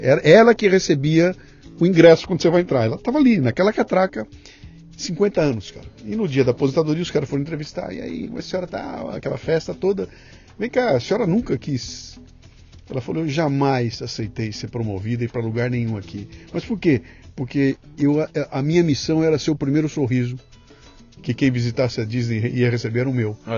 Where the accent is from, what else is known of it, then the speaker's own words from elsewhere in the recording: Bauru, São Paulo, Brazil; moved away as an adult; now in São Paulo, Brazil; eu vim de Bauru para São Paulo com 18 anos de idade